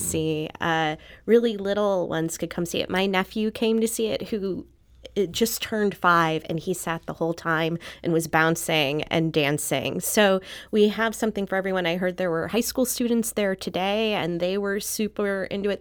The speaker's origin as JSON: {"language": "English", "town": "St. Louis", "region": "Missouri", "country": "United States", "tie": "born or raised there", "also_born_or_lived": "Philadelphia", "moved": "as an adult", "said": "I grew up in Saint Louis, and then was based out of Philadelphia for a l, really long time"}